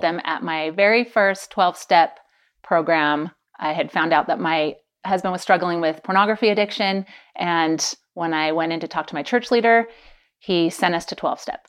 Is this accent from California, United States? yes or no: yes; Pleasanton, California, United States; moved away; also born or lived in Idaho / St. George, Utah; I grew up in California, the Bay Area, and then lived twenty years in Idaho